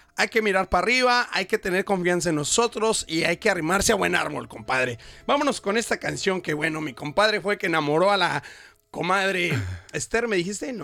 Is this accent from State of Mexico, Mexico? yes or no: yes; Toluca, State of Mexico, Mexico; moved away as an adult; also born or lived in Metepec; now in Brisbane, Australia; Aunque vivía en Metepec, Estado de México, pero toda mi familia es de Ciudad de México. Pero yo nací en Toluca